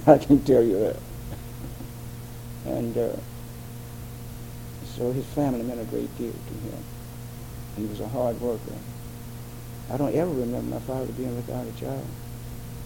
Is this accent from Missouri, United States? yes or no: yes; St. Louis, Missouri, United States; I grew up with in St. Louis